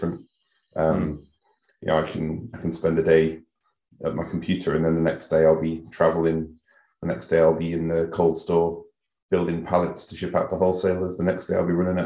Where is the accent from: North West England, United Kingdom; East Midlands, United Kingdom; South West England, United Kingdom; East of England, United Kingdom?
East Midlands, United Kingdom; moved away; also born or lived in Leeds / Knaresborough; I worked at the Alexandra Hotel in Derby when I'm from the East Midlands